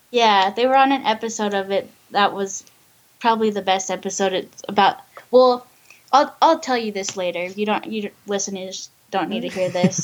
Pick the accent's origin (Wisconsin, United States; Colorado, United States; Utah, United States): Utah, United States; Ogden; I'm from Ogden, Utah